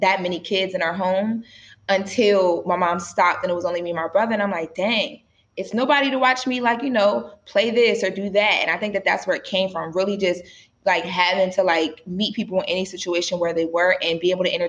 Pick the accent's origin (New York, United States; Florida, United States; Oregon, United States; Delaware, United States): Delaware, United States; Wilmington; now in Los Angeles, United States; I'm from Wilmington, Delaware, which is pretty far from LA.